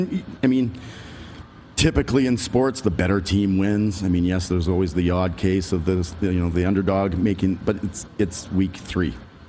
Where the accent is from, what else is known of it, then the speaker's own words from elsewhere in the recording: Canada; I think that we still have that mindset as Canadians